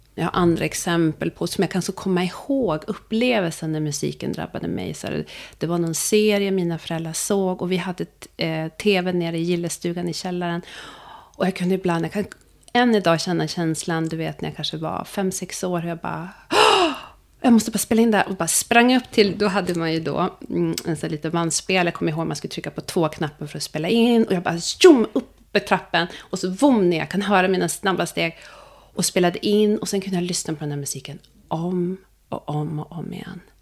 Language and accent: Swedish; Sweden; also born or lived in Ethiopia; Jag är adopterad från Etiopien. Jag kom till Sverige när jag var tio veckor gammal